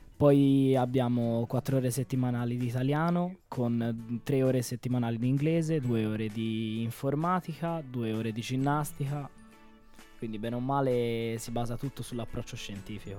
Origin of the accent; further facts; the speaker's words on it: Florence, Tuscany, Italy; Io vengo da Firenze, ho quasi 18 anni